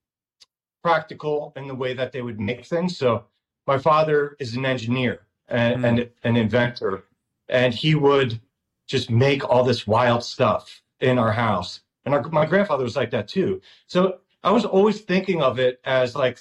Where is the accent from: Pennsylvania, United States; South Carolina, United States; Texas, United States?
Pennsylvania, United States; Delaware County; We grew up in Pennsylvania in a, I don't know if you know Delco, but it's kind of a synonymous right outside of West Philadelphia